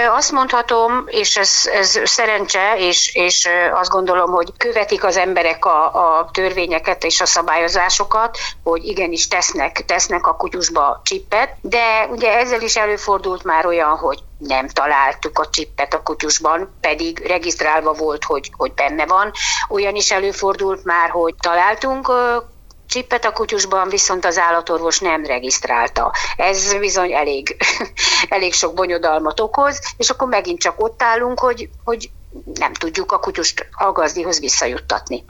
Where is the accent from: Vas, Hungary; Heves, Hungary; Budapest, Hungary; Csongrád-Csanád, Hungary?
Csongrád-Csanád, Hungary; Szeged; Szegedi lévén, igaz, hogy a város peremkerületi részén lakom